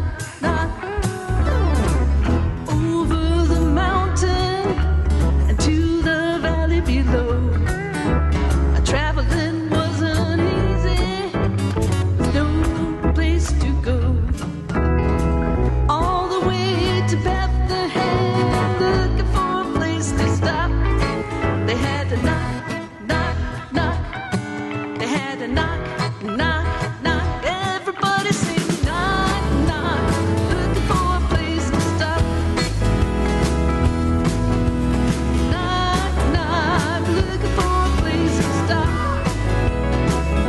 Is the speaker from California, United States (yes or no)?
yes; Camarillo, California, United States; We all grew up in Camarillo